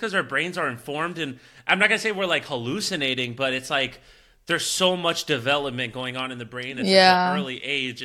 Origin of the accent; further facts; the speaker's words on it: Miami, Florida, United States; my hometown, 305